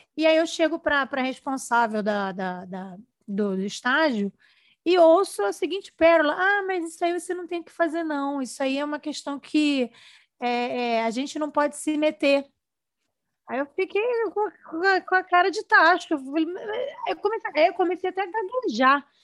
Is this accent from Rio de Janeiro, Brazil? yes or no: yes; Rio de Janeiro, Brazil; Eu sou do Rio